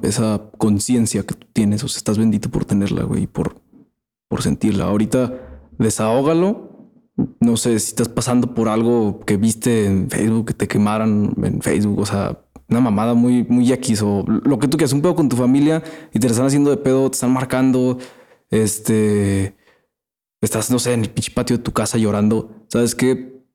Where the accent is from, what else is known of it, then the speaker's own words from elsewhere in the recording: Aguascalientes, Mexico; somos de Aguascalientes